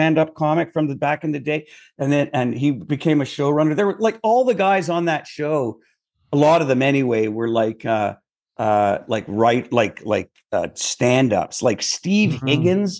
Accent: Ottawa, Ontario, Canada; moved away as an adult; also born or lived in South Africa / New York, United States; now in Los Angeles, United States; growing up in Ottawa

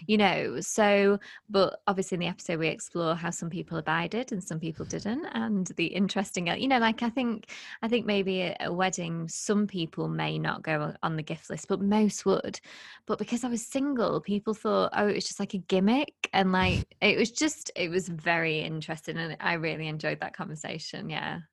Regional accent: United Kingdom; also born or lived in Lake District; we're both British

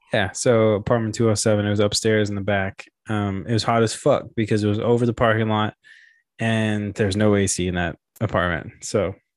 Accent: Memphis, Tennessee, United States; I'm a skateboarder from Memphis.

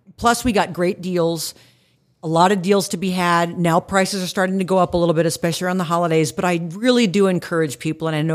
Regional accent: Plano, Texas, United States; moved away; I grew up in Plano, so I grew up in Dallas

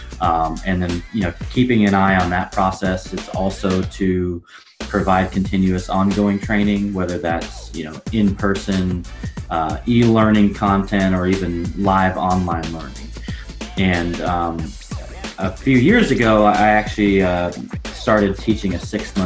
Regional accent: Portland, Oregon, United States; my hometown of Portland, Oregon

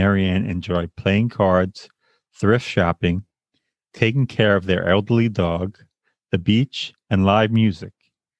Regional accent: Long Island, New York, United States; also born or lived in Bay Ridge, Brooklyn; now in New York City, United States; I am not Asian. Born and raised in Long Island, New York, a place I always wanted to leave.

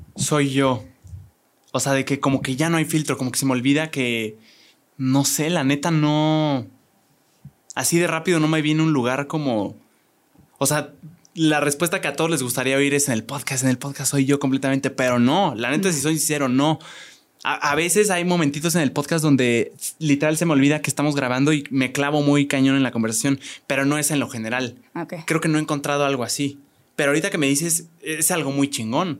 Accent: Querétaro, Mexico; aquí somos dos queretanos

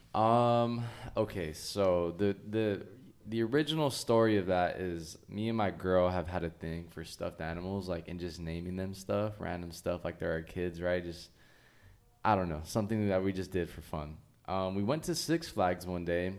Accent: Oxnard, California, United States; also born or lived in Ventura, California; I grew up in Oxnard all my life.

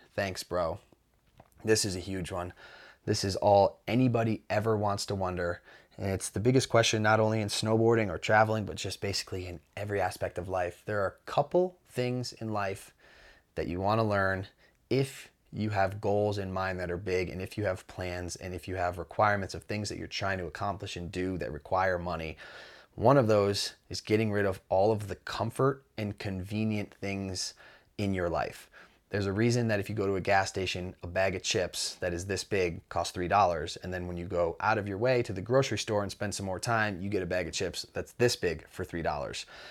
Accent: Mount Snow, Vermont, United States; I grew up in Mount Snow, or I grew up riding at Mount Snow

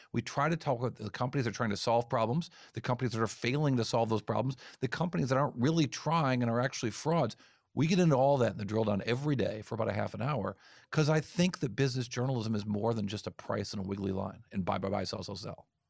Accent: East Coast, United States; I'm from the East Coast

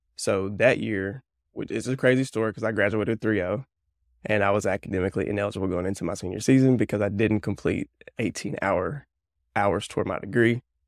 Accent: north central Alabama, United States; I grew up in Alabama, north central Alabama. So, I live about 30 minutes north of Birmingham.

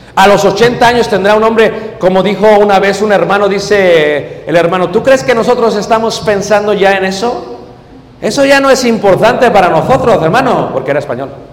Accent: Mexico City, Mexico; yo vengo de México

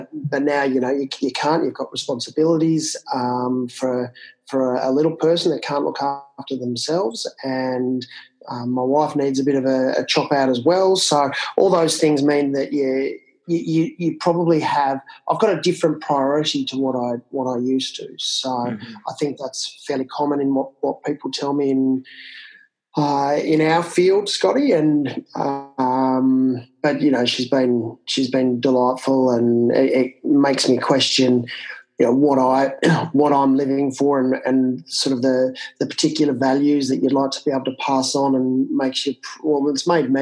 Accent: country Victoria, Australia; also born or lived in Canberra; I grew up in country Victoria, which is outside of Melbourne in the southern part of Australia.

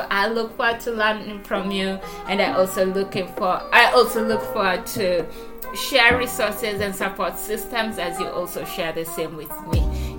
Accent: Kenya; moved away; So I still consider myself Kenyan. If anyone lived here for 5 years, I am 100% Kenyan. And so 100% African.

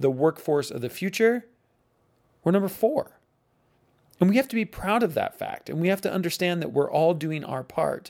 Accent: United States; I'm American

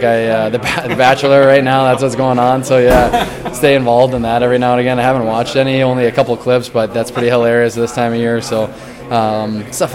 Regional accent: New England, United States; I'm from New England

